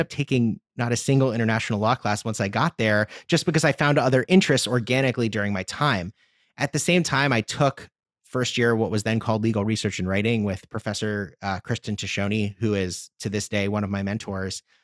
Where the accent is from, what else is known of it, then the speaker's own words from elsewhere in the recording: Washington, District of Columbia, United States; also born or lived in Chicago; D C, my, my hometown